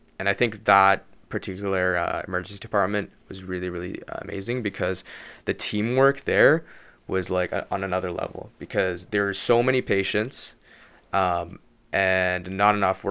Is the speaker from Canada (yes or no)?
yes; Vancouver, British Columbia, Canada; moved away as an adult; now in Montreal, Canada; I'm from Vancouver